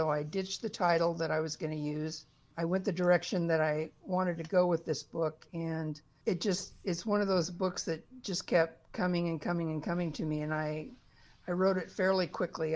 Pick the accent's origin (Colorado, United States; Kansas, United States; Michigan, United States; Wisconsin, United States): Colorado, United States; now in Oregon, United States; I grew up in the Rocky Mountains, and I think once you grow up in the mountains, you never get that out of you